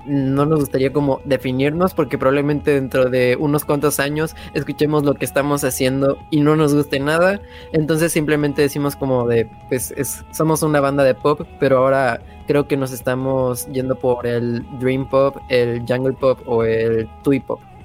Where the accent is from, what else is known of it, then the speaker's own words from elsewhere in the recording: Mérida, Yucatán, Mexico; soy de Mérida, Yucatán